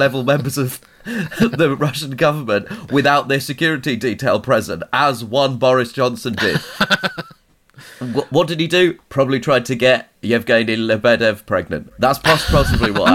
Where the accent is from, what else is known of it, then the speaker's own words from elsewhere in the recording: United Kingdom; As a British person